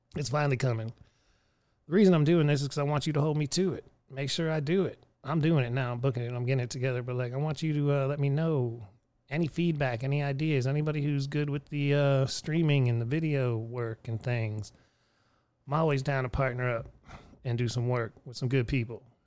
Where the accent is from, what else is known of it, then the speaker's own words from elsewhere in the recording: Erie, Pennsylvania, United States; now in Texas, United States; my hometown again, Erie, Pennsylvania